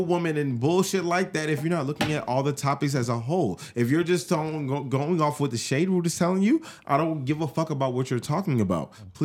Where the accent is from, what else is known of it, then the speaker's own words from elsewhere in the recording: New York City, New York, United States; I'm from Brooklyn